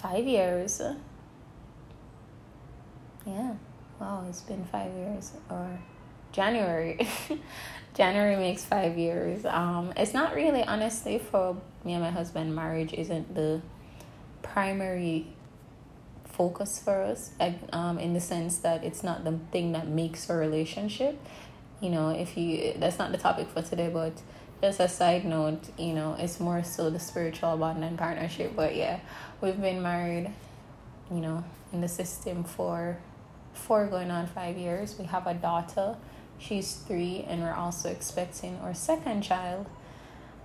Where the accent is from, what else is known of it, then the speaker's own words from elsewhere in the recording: Jamaica; moved away; I moved recently back to my home country, Jamaica.